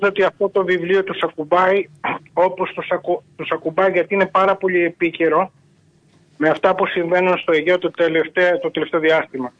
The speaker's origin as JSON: {"language": "Greek", "country": "Greece", "lives_now": "Lesbos, Greece", "said": "κινδυνεύσαμε σαν Έλληνες στα, σημεία που, στα νησιά που ζούμε"}